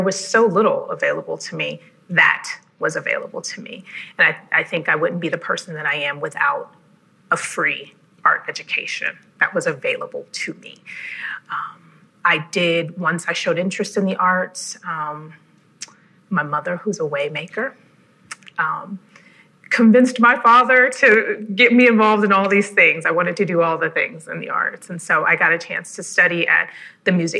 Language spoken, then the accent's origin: English; Cleveland, Ohio, United States; I'm originally from Cleveland and grew up with a very rich art education